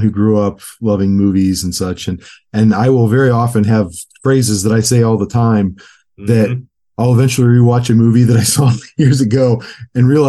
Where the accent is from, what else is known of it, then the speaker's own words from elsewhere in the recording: Cleveland, Ohio, United States; I'm from Cleveland, Ohio